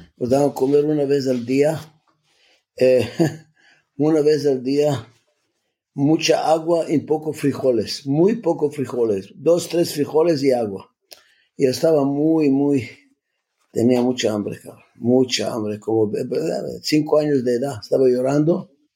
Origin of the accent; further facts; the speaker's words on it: Skopje, North Macedonia; Spanish is a second language; moved away; yo me nací en Macedonia donde se nació la Madre Teresa, de la misma ciudad